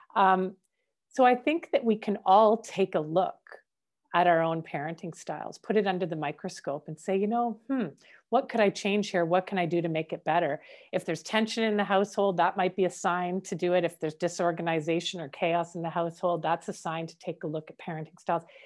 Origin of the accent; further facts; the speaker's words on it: Canada; I'm Canadian born